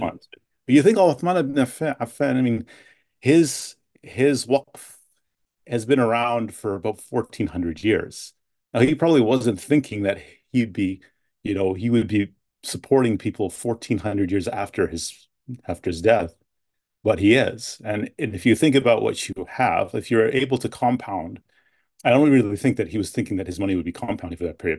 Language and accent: English; London, Ontario, Canada; also born or lived in Edmonton, Alberta / Toronto / United States; now in near Ottawa, Canada; grew up most mostly in, in London, Ontario